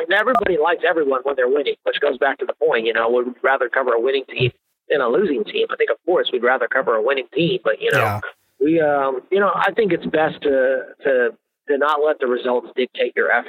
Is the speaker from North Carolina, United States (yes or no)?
no; Grapevine, Texas, United States; moved away as an adult; also born or lived in San Antonio, Texas; now in Dallas, United States; I'm in Dallas. I grew up in Grapevine. I was in the DFW area my whole life before I moved down to San Antonio.